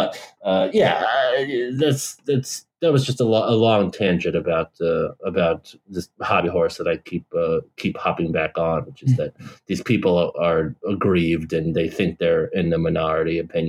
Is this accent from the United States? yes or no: yes; Belton, Missouri, United States; so growing up in Belton, Missouri, nobody was Blue Lives Mattering anything about the cops.